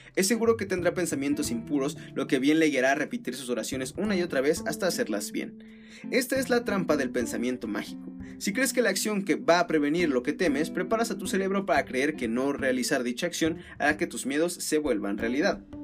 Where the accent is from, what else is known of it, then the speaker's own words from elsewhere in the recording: Mexico; tal vez más como mexicano yo creo, no como tanto como norteamericano